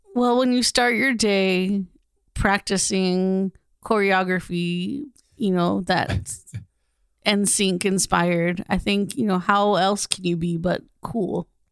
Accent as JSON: {"language": "English", "region": "Southern California", "country": "United States", "tie": "born or raised there", "said": "I grew up in Southern California"}